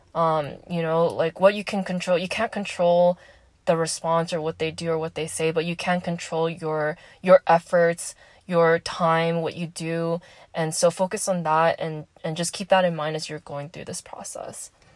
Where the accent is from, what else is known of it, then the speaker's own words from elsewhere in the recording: Southern California, United States; moved away as an adult; I am from SoCal